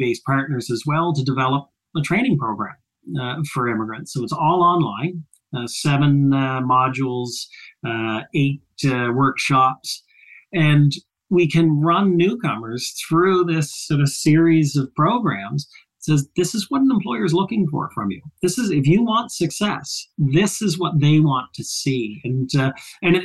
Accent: Nova Scotia, Canada; moved away as an adult; also born or lived in Ottawa; I grew up in Nova Scotia

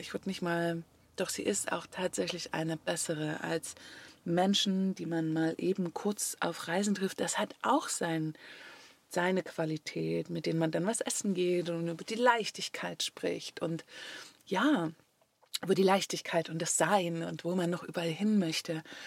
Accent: Germany; moved away as an adult; Deutschland ist eben da, wo ich aufgewachsen bin

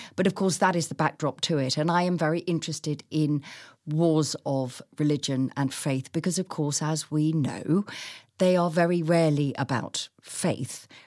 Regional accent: Chichester, South East England, United Kingdom; growing up in Chichester, where as children, we walked through the town

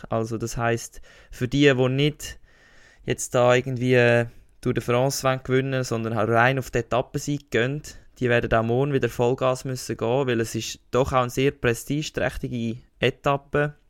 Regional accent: Switzerland; als richtiger Schweizer Federer-Fan

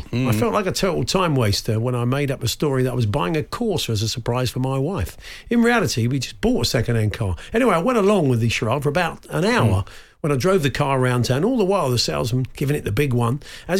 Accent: near Peterborough, East of England, United Kingdom; I was born in near Peterborough, and the Red Arrows used to practice just above my house every Sunday.

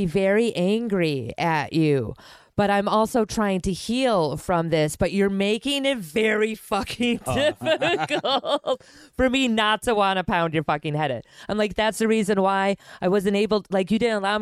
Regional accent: Milwaukee, Wisconsin, United States; I'm from Milwaukee

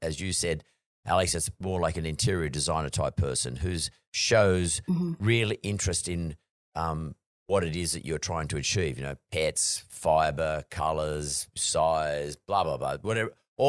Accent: Australia; I think being Aussie sort of helps a little bit, to be honest with you, with the Australian market at least.

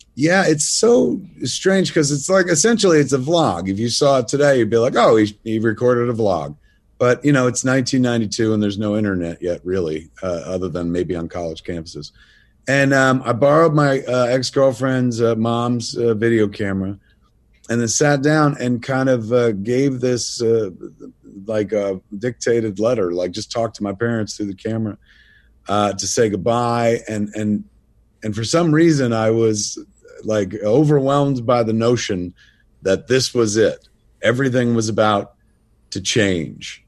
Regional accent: New Jersey, United States; I'm from the province of New Jersey

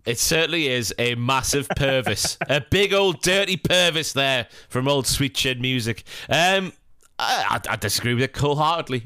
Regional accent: Morpeth, North East England, United Kingdom; I'm from Morpeth, which is fifteen miles above Newcastle

